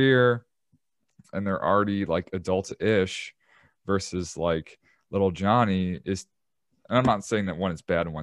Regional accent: Chicago, Illinois, United States; I'm from Chicago

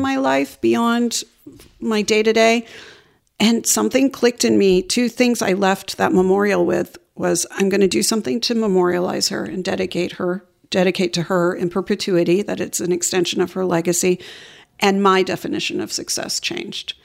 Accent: Atlanta, Georgia, United States; moved away as an adult; also born or lived in New York; now in Memphis, United States; growing up in Atlanta as a very, in a very marginalized community

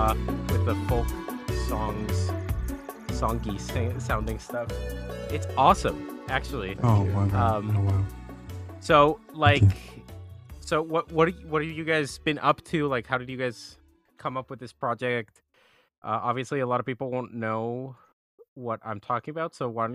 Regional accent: Austin, Texas, United States; I had just moved back to my hometown of Austin, and I was looking for any chance to continue singing.

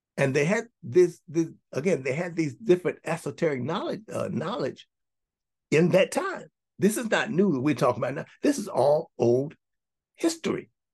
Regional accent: United States; we grew up for us in the United States of America. We grew up here

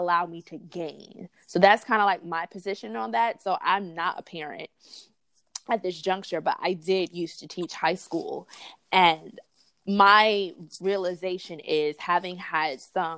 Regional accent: New York City, New York, United States; also born or lived in Memphis, Tennessee / Chicago, Illinois / Harlem, New York; So from fourth grade to graduating from high school, it was back and forth between Brooklyn and Harlem, New York.

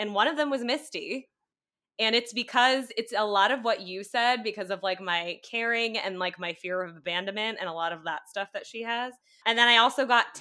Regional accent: United States; also born or lived in New York City; the sole American on this pod

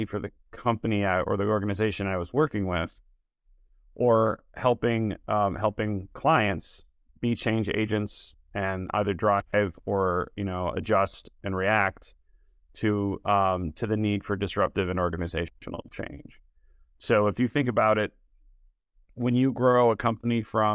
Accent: Detroit, Michigan, United States; also born or lived in Boston / San Francisco Bay Area; now in Chicago, United States; I'm from Detroit originally, to the Detroit area

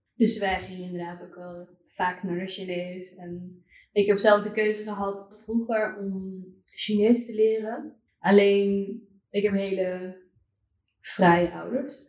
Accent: Amsterdam, North Holland, Netherlands; also born or lived in China; ik kom zelf uit Amsterdam. Oh, ja, en ik ben, nou, ik heb misschien het geluk gehad dat ik niet in een boerendorp hm. ehm, ergens in Drenthe ben opgevoed

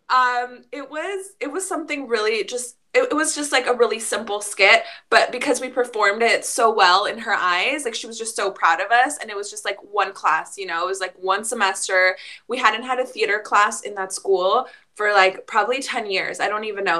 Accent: Mexico; moved away; we are immigrants from Mexico

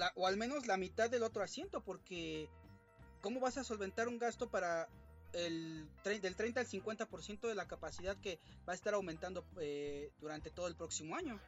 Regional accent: Mexico; como público mexicano

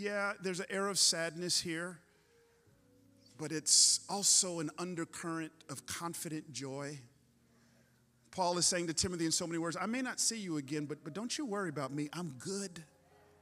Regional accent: Atlanta, Georgia, United States; I grew up in Atlanta

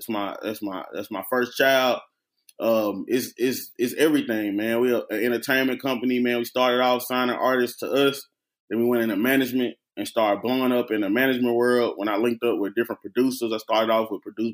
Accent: Memphis, Tennessee, United States; moved away as an adult; also born or lived in Nashville, Tennessee / Knoxville, Tennessee; I'm from Memphis, Tennessee

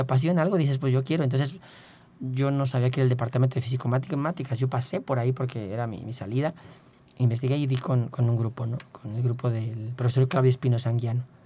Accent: Querétaro, Mexico; moved away; yo soy de Querétaro y, en ese entonces yo estaba por allá

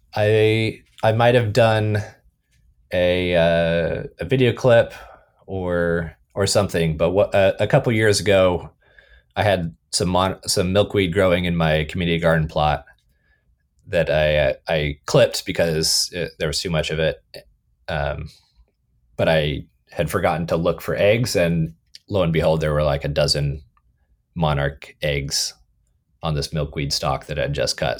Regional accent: California, United States; moved away as an adult; also born or lived in Athens, Ohio; I was born and raised in California

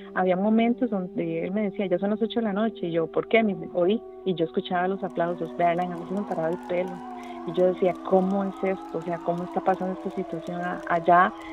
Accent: San Carlos, Alajuela, Costa Rica; yo nací y crecí bueno, en San Carlos

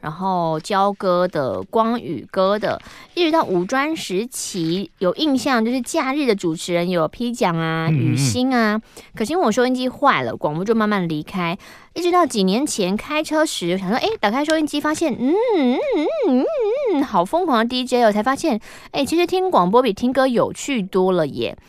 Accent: southern Taiwan, Taiwan; 是因为我是南部人，思想比较落后吗？

